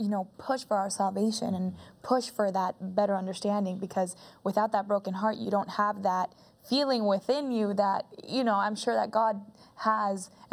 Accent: Colombia; I'm from Colombia

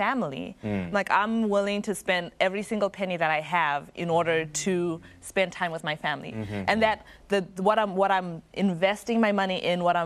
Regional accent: Zimbabwe; moved away as an adult; now in United States; I'm from Zimbabwe, and I was international student here in America

